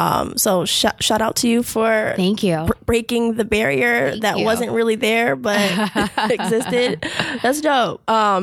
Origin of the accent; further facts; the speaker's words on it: Jamaica; I'm Jamaican too.